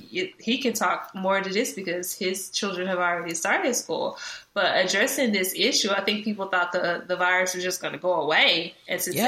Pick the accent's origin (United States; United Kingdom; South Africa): United States; Dallas, Texas; also born or lived in College Station, Texas; I am from Dallas, Texas, Oak Cliff to be exact